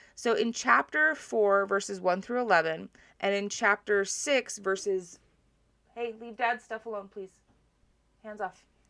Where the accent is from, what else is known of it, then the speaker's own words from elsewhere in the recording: Hawaii, United States; I grew up in Hawaii where you do not wear your shoes into other people's houses